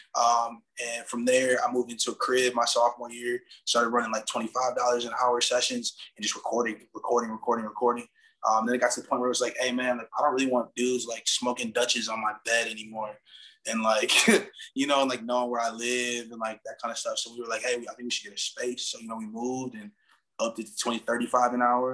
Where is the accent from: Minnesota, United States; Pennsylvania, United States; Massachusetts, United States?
Minnesota, United States; Minneapolis; also born or lived in Madison; now in Milwaukee, United States; I'm from Minneapolis